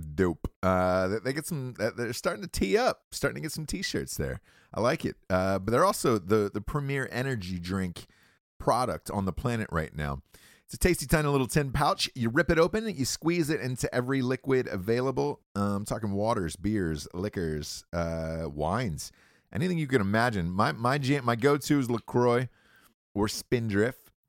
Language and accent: English; Atlanta, Georgia, United States; moved away; I'm from Atlanta, Georgia originally